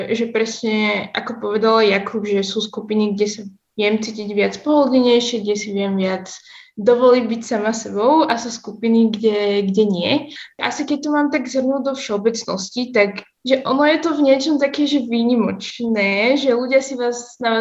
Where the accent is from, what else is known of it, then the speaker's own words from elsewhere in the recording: Slovakia; also born or lived in Yemen; som oslinka, že pochádzam z Jemenu aj zo Slovenska